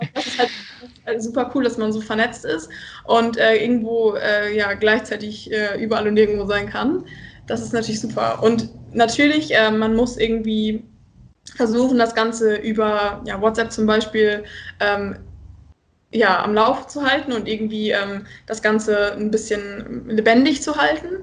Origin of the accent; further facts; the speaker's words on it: East Frisia, Lower Saxony, Germany; moved away as an adult; now in Rostock, Germany; ich komme aus dem schönen hohen Norden, aus Ostfriesland